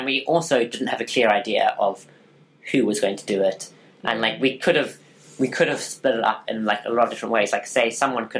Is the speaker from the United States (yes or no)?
no; Zimbabwe; I'm from Zimbabwe.